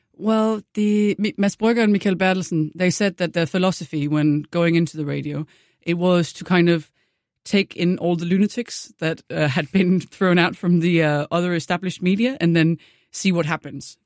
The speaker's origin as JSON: {"language": "English", "town": "Randers", "region": "Central Denmark Region", "country": "Denmark", "tie": "born or raised there", "second_language": "English", "moved": "yes", "lives_now": "Copenhagen, Denmark", "said": "I'm from Jutland myself. I'm from a city called Randers"}